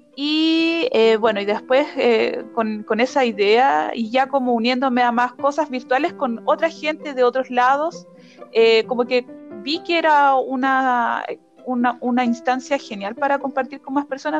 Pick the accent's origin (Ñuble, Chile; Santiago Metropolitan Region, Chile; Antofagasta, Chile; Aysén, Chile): Ñuble, Chile; Chillán; moved away as an adult; now in Arica, Chile; Vivo en Arica hace cuatro años, pero originalmente soy de Chillán